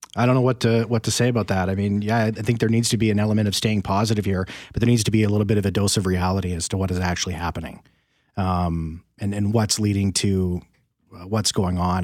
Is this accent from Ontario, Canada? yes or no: no; Winnipeg, Manitoba, Canada; I'm born and raised in Winnipeg here